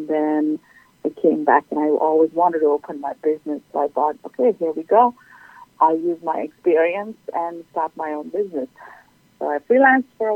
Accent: Sri Lanka; moved away as an adult; now in Folsom, United States; I'm originally from Sri Lanka and have been here for the past 13 years

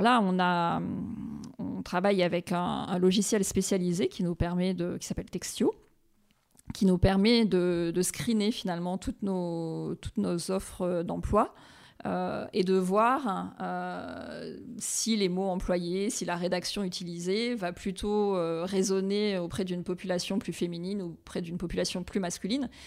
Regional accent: Réunion; moved away as an adult; also born or lived in New York; now in Paris, France; je suis originaire de l'île de la Réunion

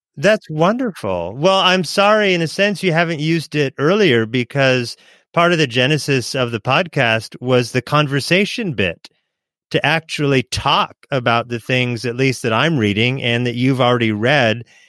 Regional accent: Oregon, United States; I was growing up in Oregon with my mom

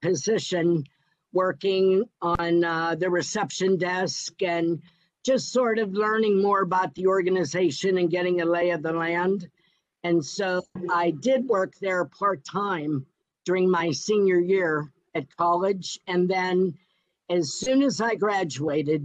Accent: Pittsburgh, Pennsylvania, United States; my hometown

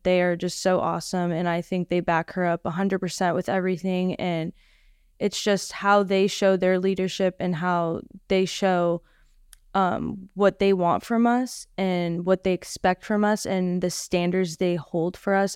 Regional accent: Orlando, Florida, United States; moved away as an adult; now in Boca Raton, United States; I'm from Orlando

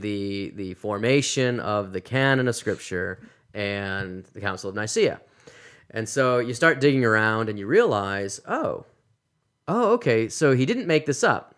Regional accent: Massachusetts, United States; moved away as an adult; also born or lived in South Carolina / Louisville, Kentucky; now in Phoenix, United States; I'm from Massachusetts originally, and, uh, grew up in a Christian home

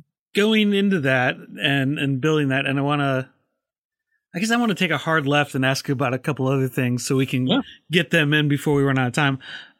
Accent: Midwest, United States; it's hockey for me, just because I grew up in the Midwest.

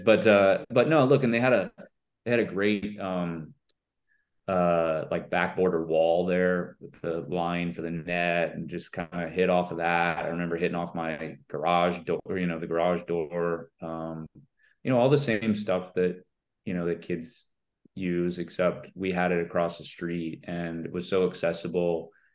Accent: Vero Beach, Florida, United States; vero beach where i grew up

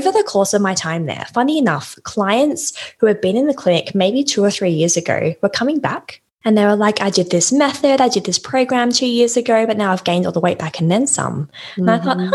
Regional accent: Australia; moved away as an adult; now in London, United Kingdom; I live in London, as my company name probably gives away, but I'm actually Australian and I moved to London, oh goodness, nearly 4 years ago

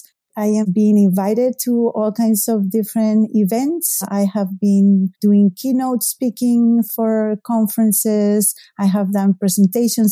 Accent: Spain; English is a second language; moved away as an adult; now in Salem, United States; Spain. That's my native country. So I was featured in a couple of TV news shows in my hometown

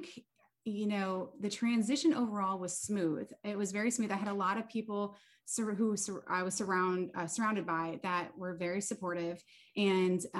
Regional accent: Naples, Florida, United States; moved away as an adult; also born or lived in Syracuse, New York / Japan; We moved to Florida and that's where I consider home, is Naples, Florida. And I went to, middle school there, high school there. I went to college there

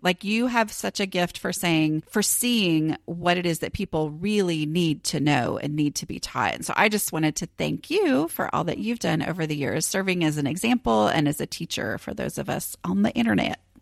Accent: Dallas, Texas, United States; I am from Dallas

